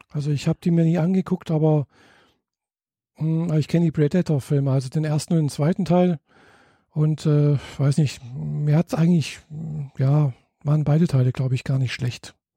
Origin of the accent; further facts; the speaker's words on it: Germany; bei uns in Deutschland